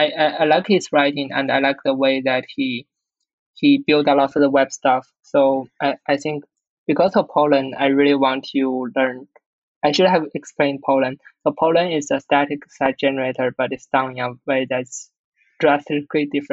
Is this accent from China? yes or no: yes; China; English is a second language; I speak Chinese, of course. I'm born in China